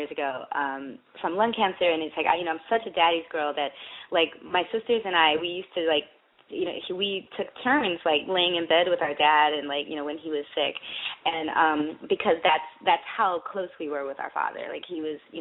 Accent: Michigan, United States; I grew up in Michigan where there's nothing to do.

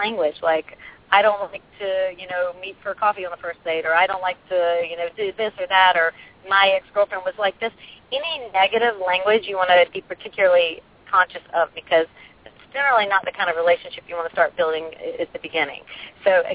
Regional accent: the South, United States; I come from the South

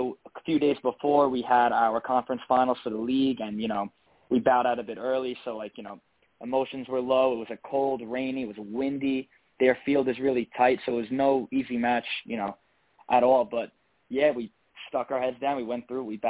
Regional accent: United States; I'm from America

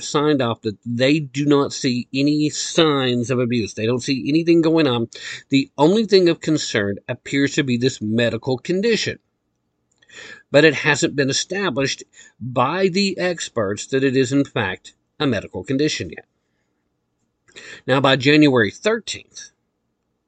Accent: Tennessee, United States; here in my home state of Tennessee

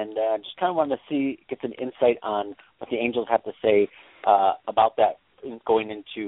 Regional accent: Scottsdale, Arizona, United States; I'm from Scottsdale.

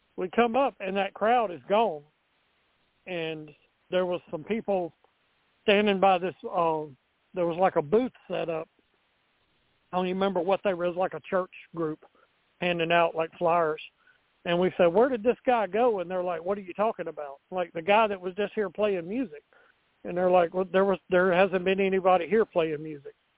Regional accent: Montgomery, Alabama, United States; my hometown of Montgomery, Alabama

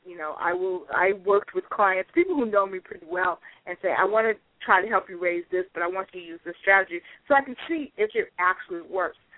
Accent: Pasadena, California, United States; also born or lived in Brooklyn, New York; I spent most of my time growing up in the Pasadena, Altadena

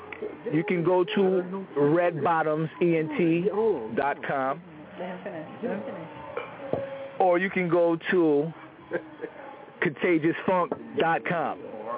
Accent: Nyack, New York, United States; I'm from Rockland County, Nyack, New York, Tappan Zee Bridge, Hudson.

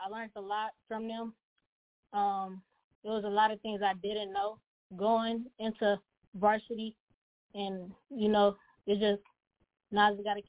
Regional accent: Pontiac, Michigan, United States; born or raised there

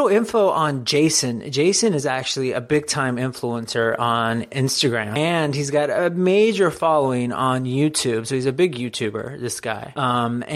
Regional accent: North Carolina, United States; My home state.

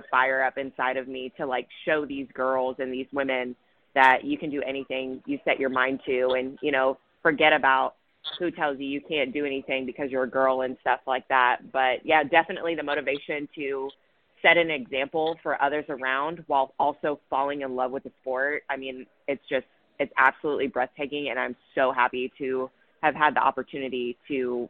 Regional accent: California, United States; I'm from California and from a little town

